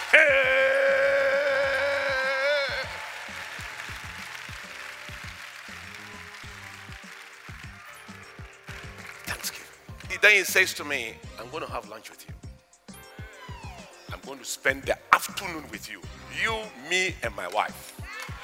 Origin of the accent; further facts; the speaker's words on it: Ghana; I come from Africa. Do you know Ghana